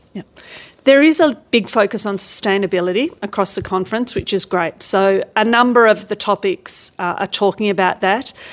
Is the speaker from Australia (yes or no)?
yes; Australia; I come from Australia